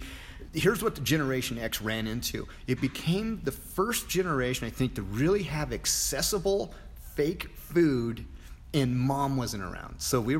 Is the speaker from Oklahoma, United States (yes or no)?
no; Montana, United States; moved away; going home to Montana